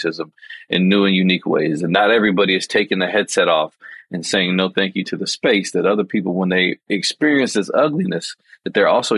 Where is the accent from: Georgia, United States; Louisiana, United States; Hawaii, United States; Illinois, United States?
Illinois, United States; Chicago; I'm a black man growing up in Chicago in a neighborhood that's majority black and Latinx